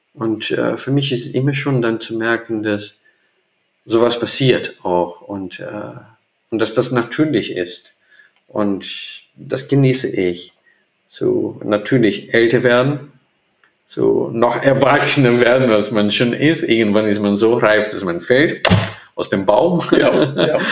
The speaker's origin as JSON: {"language": "German", "country": "Brazil", "tie": "born or raised there", "second_language": "German", "moved": "as an adult", "lives_now": "Hamburg, Germany", "said": "in Brasilien nicht. Das gibt es in der Region, wo ich groß geworden bin"}